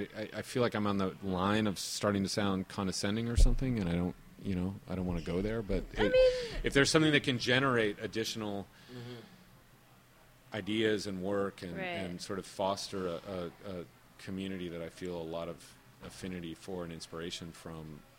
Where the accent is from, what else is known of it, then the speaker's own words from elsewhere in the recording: United States; as an American filmmaker